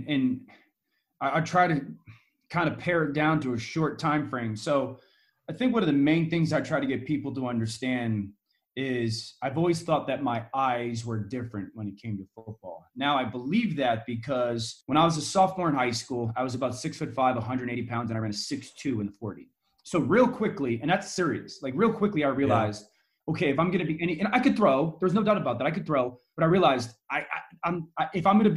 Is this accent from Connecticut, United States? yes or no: yes; Connecticut, United States; I'm from Connecticut. ESPN is based in Connecticut. And so I'm local